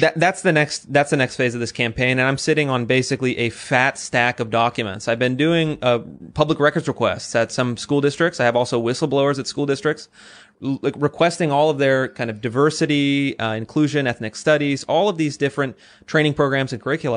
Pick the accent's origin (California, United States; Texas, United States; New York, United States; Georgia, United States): California, United States; Sacramento; I grew up in California, very progressive. Um, I grew up in Sacramento